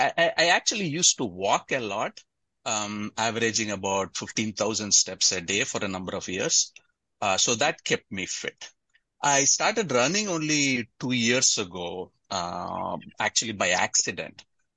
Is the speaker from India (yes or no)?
yes; Kolkata, West Bengal, India; moved away as an adult; also born or lived in Tamil Nadu / Chennai; now in Seattle, United States; I'm originally from Tamil Nadu, but I grew up in Kolkata. And I went to college in Chennai and then came to Seattle in 1990 to get my PhD. I've lived here in Seattle since 1990.